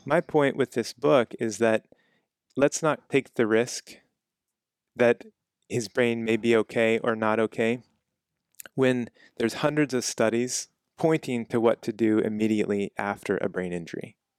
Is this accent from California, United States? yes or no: no; Kansas, United States; moved away; I'm from Kansas